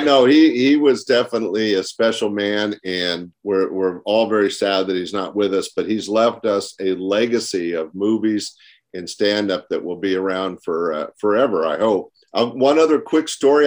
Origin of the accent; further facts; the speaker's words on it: Sacramento, California, United States; 3,000 miles away from my hometown